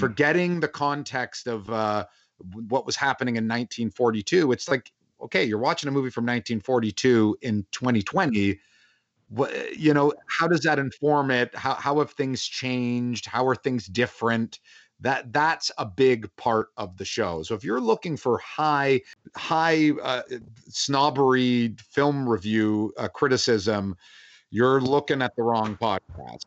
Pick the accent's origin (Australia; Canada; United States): Canada; Toronto, Ontario; I'm from Toronto